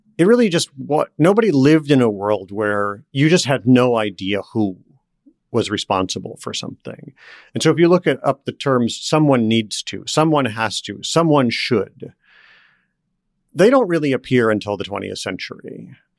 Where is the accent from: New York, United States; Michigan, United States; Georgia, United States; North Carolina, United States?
Michigan, United States; Detroit; moved away as an adult; I grew up around Detroit